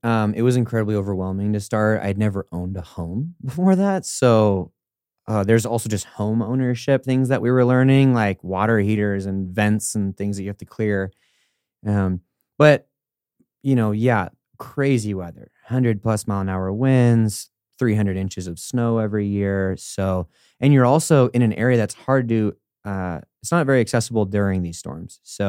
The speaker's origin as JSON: {"language": "English", "town": "Denver", "region": "Colorado", "country": "United States", "also_born_or_lived": "California", "said": "I'm from Denver and specifically then California, which is like double negative for those rural communities."}